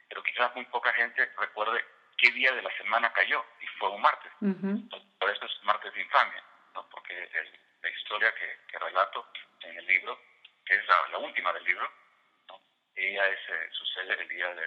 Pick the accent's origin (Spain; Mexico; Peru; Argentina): Peru; also born or lived in Virginia / Washington DC, United States; now in Virginia, United States; dentro del área de Estados Unidos, que es el área donde vivo, es la de Virginia, Washington DC, y otros también están ambientados en mi país, en Perú que no necesariamente los escribía allá, los escribía aquí, pero están inspirados en, la época en que yo vivía allá todavía.